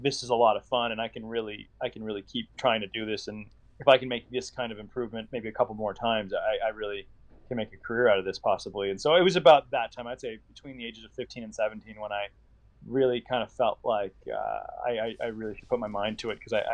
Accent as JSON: {"language": "English", "town": "Indianapolis", "region": "Indiana", "country": "United States", "tie": "born or raised there", "said": "my hometown of Indianapolis"}